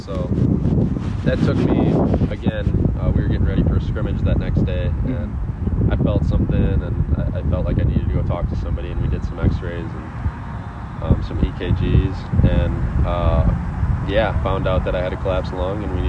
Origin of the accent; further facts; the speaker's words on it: Wisconsin, United States; also born or lived in Auburn, Alabama; allowed me to come back home, close to Milwaukee